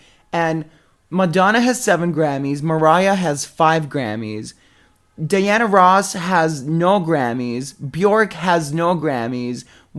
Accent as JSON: {"language": "English", "country": "Thailand", "tie": "born or raised there", "said": "Well, I grew up in Thailand"}